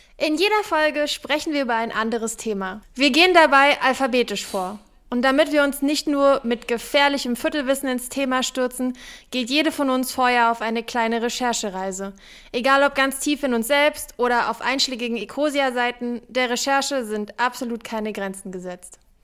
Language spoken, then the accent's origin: German; Berlin, Germany; ich bin Berlinerin. Ich kenne nur Berlin